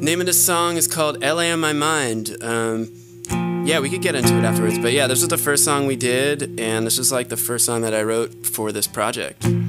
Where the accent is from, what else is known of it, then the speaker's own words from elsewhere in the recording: New Jersey, United States; moved away as an adult; now in Los Angeles, United States; I'm from the East Coast, New Jersey